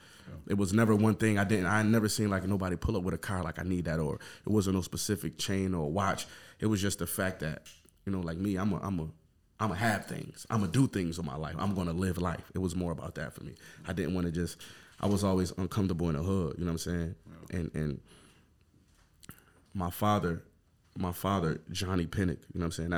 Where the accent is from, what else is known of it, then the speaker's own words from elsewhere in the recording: Buffalo, New York, United States; I'm from Montana Avenue